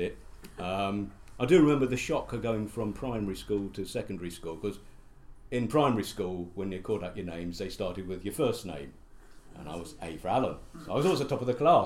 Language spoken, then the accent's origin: English; Croydon, London, United Kingdom; moved away; also born or lived in Welwyn Garden City / Harlow; we moved to Sanderstead, which is a suburb of the London Borough of Croydon. Nice part of Croydon. Used to be in Surrey, but now part of London. And that's where I really grew up